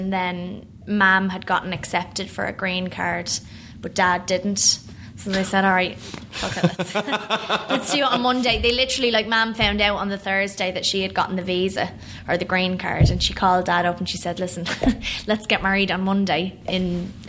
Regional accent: New York, United States; born there; I mean, I was born in New York.

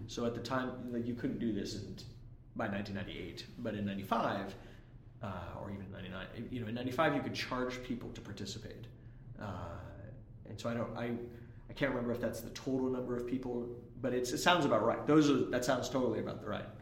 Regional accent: Bay Area, California, United States; I grew up in the Bay Area

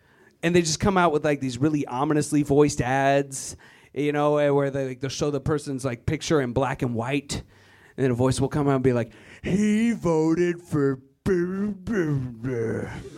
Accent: Virginia, United States; I am originally from Virginia, white power. It's a terrible place full of terrible people. I'm glad I left, but I gotta go back.

